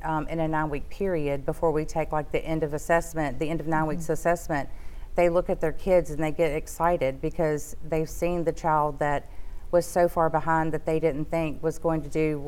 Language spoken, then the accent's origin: English; Shreveport, Louisiana, United States; I've been here all my life. I grew up here.